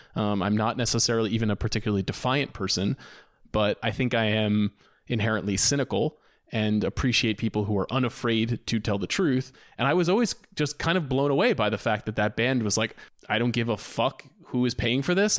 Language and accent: English; Long Island, New York, United States; I'm from Long Island, New York